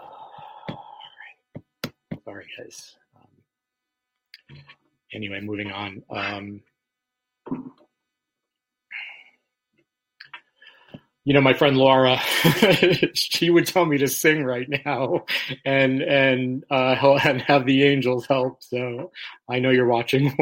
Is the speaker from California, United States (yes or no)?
no; New York, United States; moved away as an adult; now in Florida, United States; I'm originally from New York